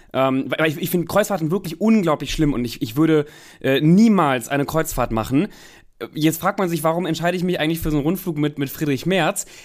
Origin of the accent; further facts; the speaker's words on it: North Rhine-Westphalia, Germany; moved away; also born or lived in Cologne; ich komme ja ähm, ursprünglich aus Nordrhein-Westfalen, habe lange in Köln gelebt